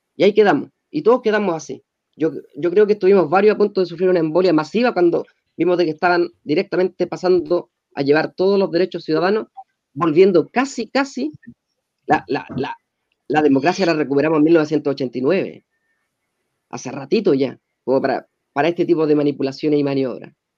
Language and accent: Spanish; Chile; como chilenos